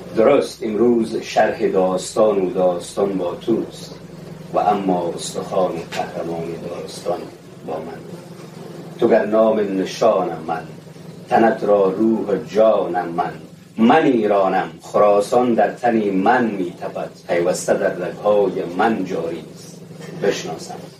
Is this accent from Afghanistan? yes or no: yes; Badakhshan, Afghanistan; من از بدخشانم